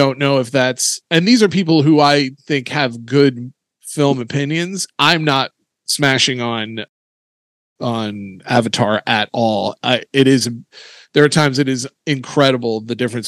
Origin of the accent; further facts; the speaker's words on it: Indiana, United States; I'm from a moderately small town in Indiana